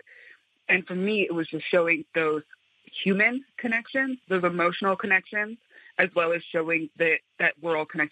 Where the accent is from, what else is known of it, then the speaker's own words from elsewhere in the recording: Black Mesa, Arizona, United States; I grew up in Black Mesa, where Peabody Coal and BHP have been mining since the 1960s